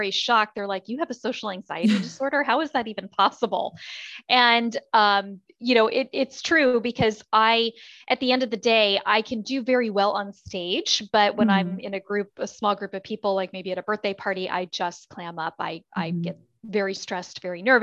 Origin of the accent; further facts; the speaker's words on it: originally Maryland, Florida, United States; also born or lived in Harford County, Maryland; I'm originally from Maryland, the Harford County area. My family had decided to move to Florida. They relocated when I was only 12. So I do consider myself a native Floridian